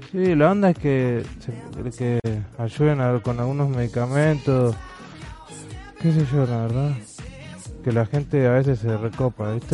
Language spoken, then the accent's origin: Spanish; Los Polvorines, Buenos Aires Province, Argentina; zona norte, los polorines